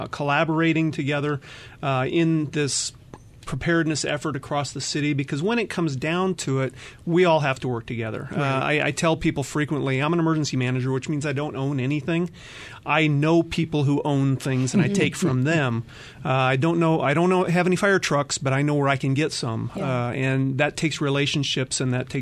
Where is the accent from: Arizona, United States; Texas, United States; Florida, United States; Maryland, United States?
Arizona, United States; Phoenix; also born or lived in Minneapolis, Minnesota; I am a Valley native for the most part. The first 4 years of my life were spent in Minneapolis, but I don't remember that too much